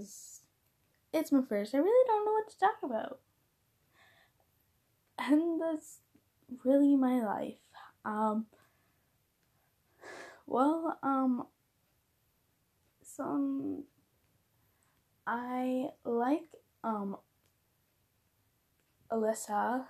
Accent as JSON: {"language": "English", "region": "Minnesota", "country": "United States", "said": "I'm from Minnesota. I'm 14, entering high school"}